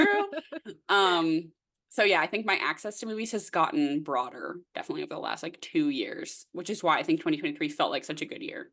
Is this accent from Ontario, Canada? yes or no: no; Nova Scotia, Canada; moved away as an adult; now in Toronto, Canada; I'm originally from the East Coast of Canada, Nova Scotia, if you will. Uh, but I live in Toronto now.